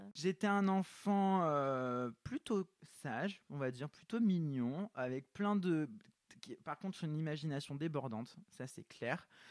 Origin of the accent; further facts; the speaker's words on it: south of France, France; je viens du sud de la France